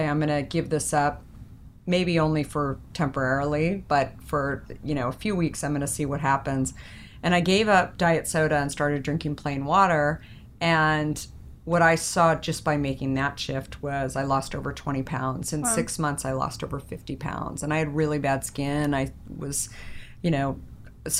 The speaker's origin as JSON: {"language": "English", "region": "Arizona", "country": "United States", "tie": "born or raised there", "moved": "yes", "said": "I grew up in Arizona"}